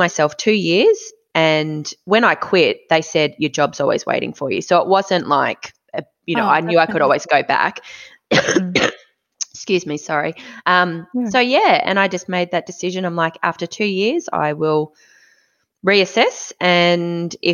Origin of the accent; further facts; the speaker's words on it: Mornington Peninsula, Victoria, Australia; also born or lived in Inner West Melbourne; now in Melbourne, Australia; I grew up on the Mornington Peninsula